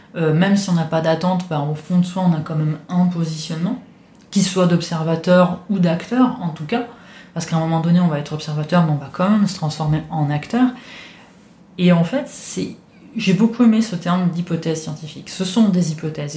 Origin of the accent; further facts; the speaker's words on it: Italy; French is a second language; now in France; je viens d'Italie, je suis habitué à vivre dans un monde où la religion est très très présente